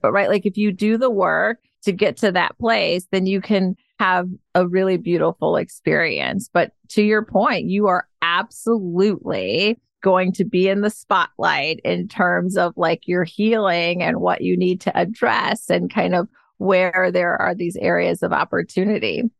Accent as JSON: {"language": "English", "town": "Detroit", "region": "Michigan", "country": "United States", "tie": "born or raised there", "also_born_or_lived": "Ann Arbor, Michigan / Georgia", "moved": "as an adult", "lives_now": "San Francisco, United States", "said": "I was born and raised in Detroit, Michigan"}